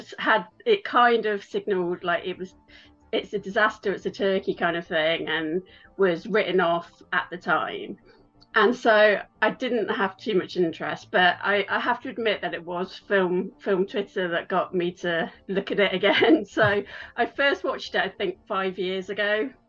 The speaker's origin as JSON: {"language": "English", "region": "West Midlands", "country": "United Kingdom", "lives_now": "Los Angeles, United States", "said": "So I'm from England, which you can probably tell. I'm from the Midlands in England, quite close to where Shakespeare is from. But I've lived in LA for over 6 years now."}